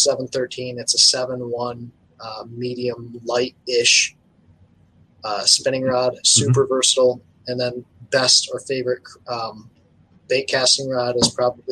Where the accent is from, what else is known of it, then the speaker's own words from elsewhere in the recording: Michigan, United States; This is Michigan, and I'm from right here.